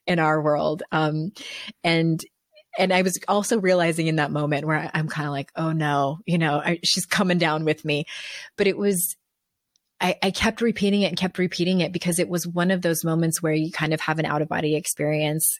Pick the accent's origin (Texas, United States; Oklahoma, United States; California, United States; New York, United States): California, United States; San Diego; now in North Carolina, United States; I'm from San Diego, and, but now we live in North Carolina